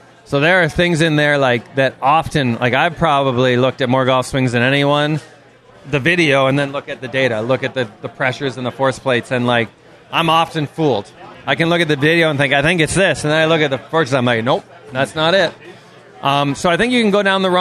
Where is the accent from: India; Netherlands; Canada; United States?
Canada; Toronto, Ontario; I grew up in Toronto, Canada